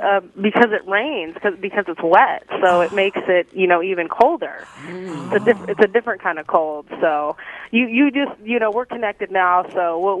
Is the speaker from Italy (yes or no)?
yes; Italy; also born or lived in Greece; now in Seattle, United States; Well, I grew up in overseas. I was raised in Italy and Greece.